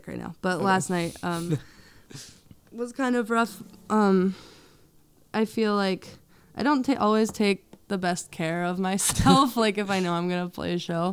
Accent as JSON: {"language": "English", "area": "Berks County", "region": "Pennsylvania", "country": "United States", "tie": "born or raised there", "said": "I grew up in Berks County"}